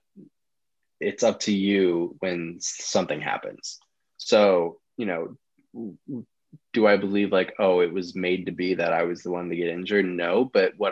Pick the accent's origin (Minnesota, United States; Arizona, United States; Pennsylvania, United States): Minnesota, United States; Minneapolis; I'm from Minneapolis, Minnesota.